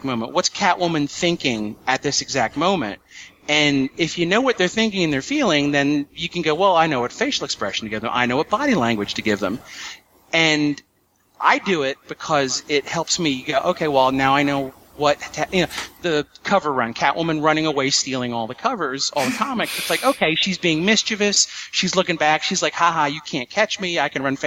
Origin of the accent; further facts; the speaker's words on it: United States; I'm an American